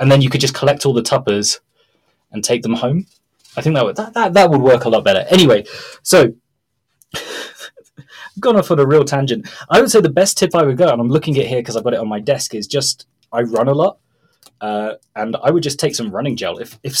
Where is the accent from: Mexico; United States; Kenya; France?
Mexico; And Mexicans value breakfast as much as the English. So you would have, it's not like a case in Brazil where you'd have a piece of bread or that's it.